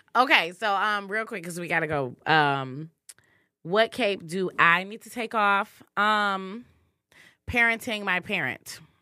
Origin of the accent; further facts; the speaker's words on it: Muskegon, Michigan, United States; I grew up in Muskegon, very small town, um, very southern roots